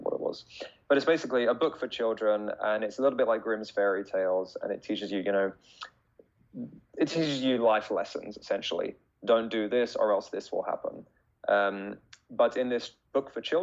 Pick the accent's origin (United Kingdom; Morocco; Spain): United Kingdom; Brighton, South East England; moved away as an adult; now in Japan; I'm from a small town in the south of England called Brighton. It's about an hour south of London. So I spent the first 25 years of my life there